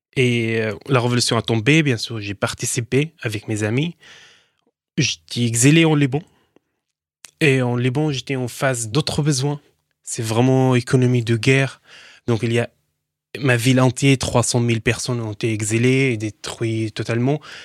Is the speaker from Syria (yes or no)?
yes; Daraya, Rif Dimashq, Syria; French is a second language; moved away as an adult; also born or lived in Lebanon; now in France; Je viens d'une ville, banlieue de Damas, s'appelle Daraya